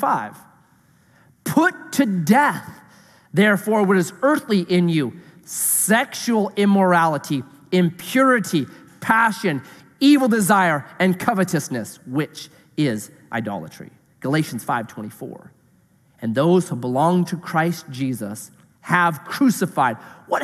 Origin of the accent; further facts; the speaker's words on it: Grants Pass, Oregon, United States; I was raised in Grants Pass. I was raised in town